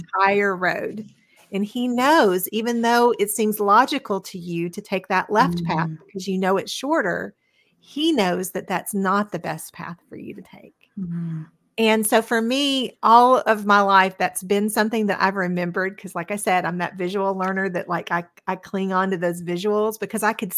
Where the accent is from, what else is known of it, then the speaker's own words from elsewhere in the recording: Cleveland, Tennessee, United States; I grew up in Cleveland, Tennessee, which is very close to Chattanooga.